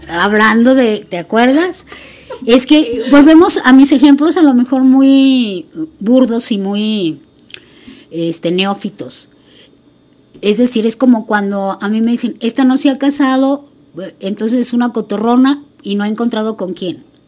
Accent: Mexico; como buena mexicana

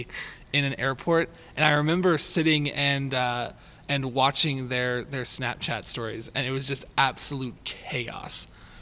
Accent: Soda Springs, Idaho, United States; So I grew up in a small farming town called Soda Springs, Idaho.

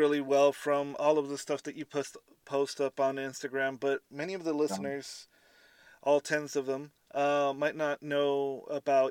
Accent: Southern California, United States; I'm from SoCal, so we don't understand this thing called rain

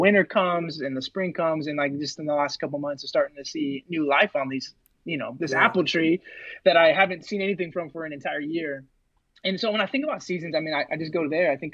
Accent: Rocklin, California, United States; moved away as an adult; also born or lived in Modesto, California; now in Olympia, United States; I grew up in the Rockland area of California, which is right outside of Sacramento

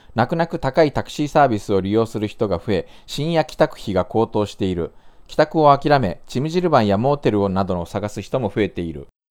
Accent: Japan; moved away as an adult; now in South Korea; 日本生まれ今は2回目の韓国在住日本人

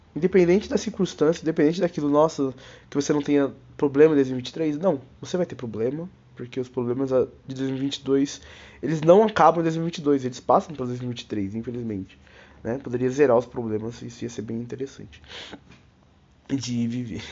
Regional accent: Brazil; eu sou brasileiro

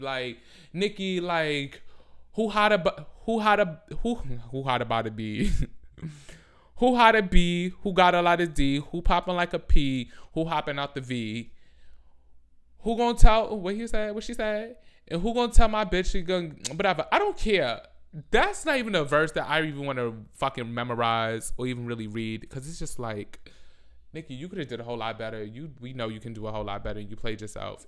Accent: New York City, New York, United States; I'm from the Bronx.

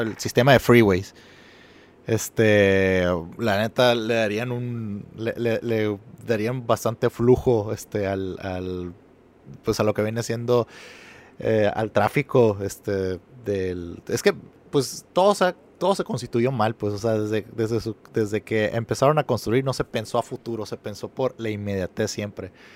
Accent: Mexico; para mí como mexicano sí es fácil empatizar

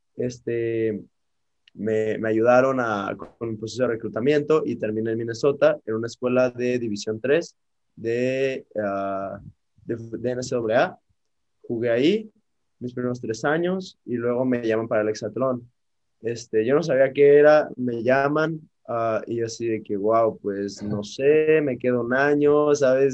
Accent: Mexico; cómo somos todos como mexicanos

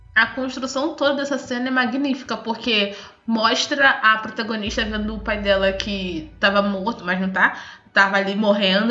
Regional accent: Brazil; eu sou brasileira pelo português

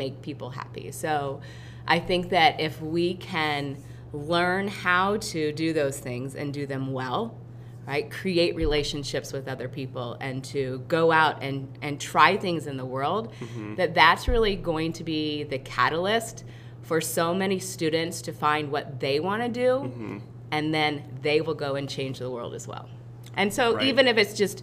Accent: Iowa, United States; now in Batesville, United States; I'm from Iowa. I'm from a small, small town.

